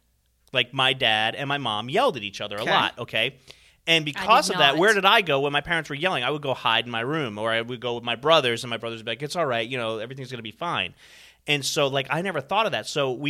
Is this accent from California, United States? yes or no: no; New Jersey, United States; moved away; I'm from New Jersey.